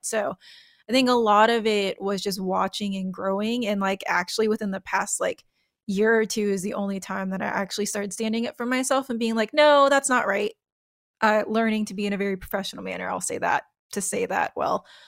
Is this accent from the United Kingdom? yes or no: no; United States; I'm American